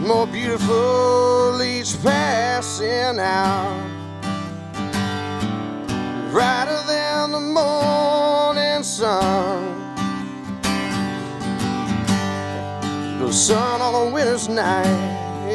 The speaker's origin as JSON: {"language": "English", "town": "Chattanooga", "region": "Tennessee", "country": "United States", "tie": "born or raised there", "also_born_or_lived": "Taunton, Massachusetts", "accent": "a little bit of a southern accent", "said": "I'm from Chattanooga. However, I was born in Taunton, Massachusetts, which is about an hour south of Boston. Family moved down here when I was 2."}